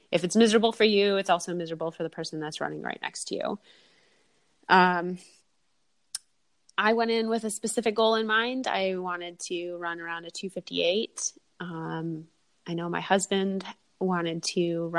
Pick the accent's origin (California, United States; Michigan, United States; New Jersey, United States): Michigan, United States; outside Detroit; moved away; I'm originally from Michigan. I grew up outside Detroit